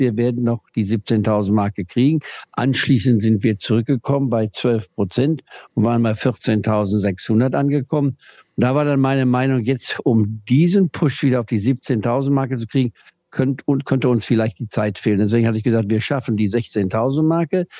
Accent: Saxony, Germany; moved away; ich also aus Deutschland, aus Sachsen

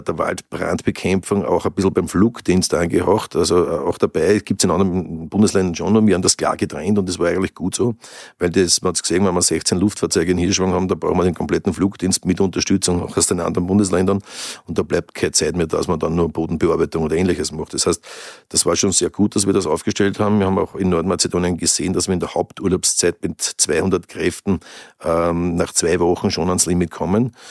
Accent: Lower Austrian, Austria; als Niederösterreicher

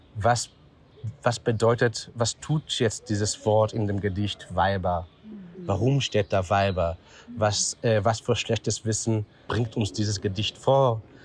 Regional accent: Israel; German is a second language; moved away as an adult; also born or lived in Vienna, Austria / Tel Aviv, Israel; now in Berlin, Germany; ich wurde in Israel geboren, 1974 und habe äh, drei Jahre, so zwischen äh, äh, 12 und 15, habe ich äh, mit meinen Eltern, äh, so die ganze, ist die ganze Familie für drei Jahre nach Wien gefahren.

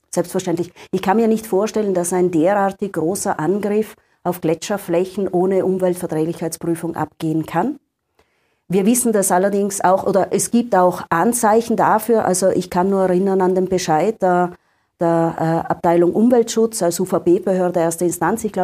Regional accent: Tyrol, Austria; in Osttirol, bei uns in Nordtirol, in Südtirol und auch im Veneto

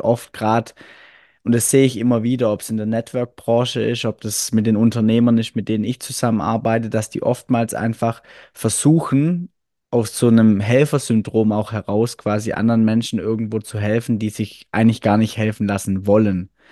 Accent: Swabia, Germany; accent: Swabian; wie man ja ab und zu, glaube ich, ein bisschen raushört, ich komme aus dem Schwäbischen

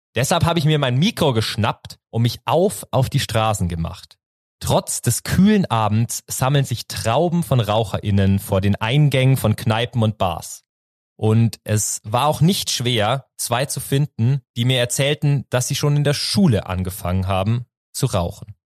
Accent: near Rosenheim, Bavaria, Germany; ich komme aus der Nähe von Rosenheim

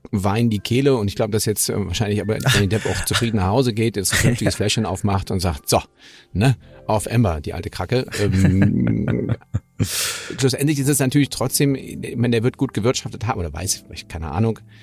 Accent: Germany; für uns als Deutsche

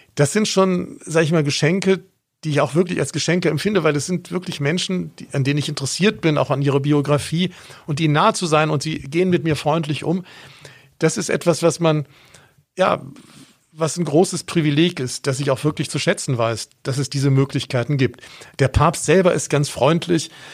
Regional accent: Bonn, North Rhine-Westphalia, Germany; moved away as an adult; also born or lived in Augsburg; ich bin in Bonn aufgewachsen

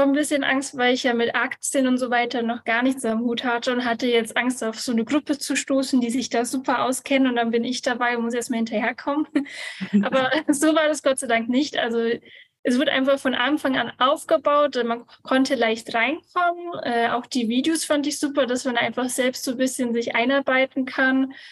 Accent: Bavaria, Germany; ich komme aus Bayern, bin 29 Jahre alt

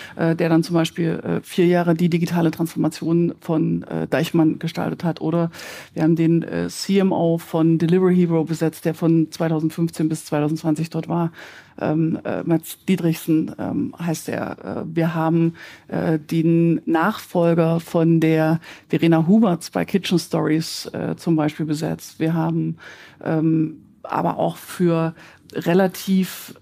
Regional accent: Germany; Wir sind als Deutsche

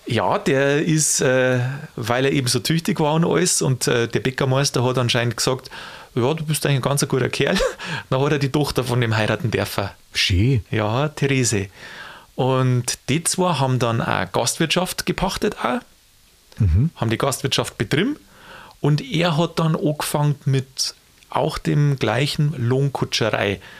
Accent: Bavaria, Germany; Und da, wo ich herkomme, da gibt es ja den Niederbayerischen Tag des Pferdes.

